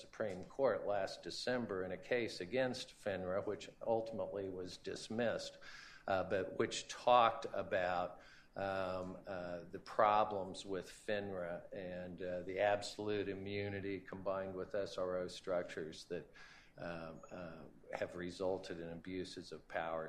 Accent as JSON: {"language": "English", "region": "Kansas", "country": "United States", "tie": "born or raised there", "said": "my home state of Kansas"}